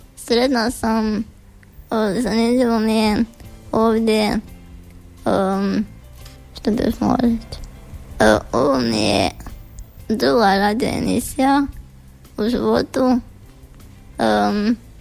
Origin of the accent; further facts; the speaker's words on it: Pleternica, Požega-Slavonia County, Croatia; imam 16 godina, dolazim iz Platernice